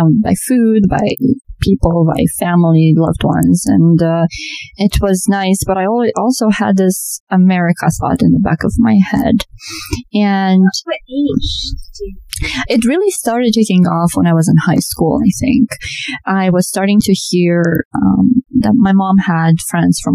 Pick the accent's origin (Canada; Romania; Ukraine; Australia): Romania; Transylvania; English is a second language; moved away as an adult; also born or lived in New York, United States / Florida, United States; now in United States; I was born on a beautiful, beautiful summer day in the foothills of Transylvania